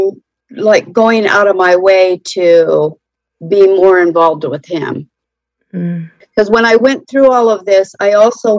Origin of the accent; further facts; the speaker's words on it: Central California, United States; now in North Carolina, United States; I grew up in Central California